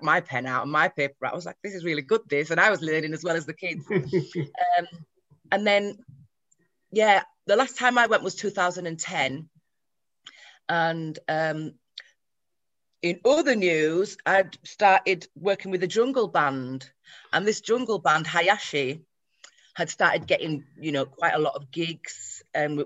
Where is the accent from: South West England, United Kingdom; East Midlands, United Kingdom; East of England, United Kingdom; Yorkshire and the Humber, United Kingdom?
Yorkshire and the Humber, United Kingdom; Leeds; I'm from Leeds